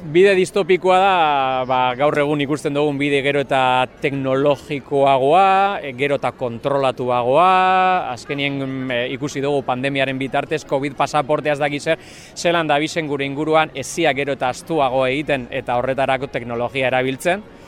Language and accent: Basque; Mundaka, Basque Country, Spain; also born or lived in Bilbao; mundakarra nahi. Historia luzia da, nungo nese eh, Bilbon jaioa, baina bueno, ni mundakartzateko te neure burue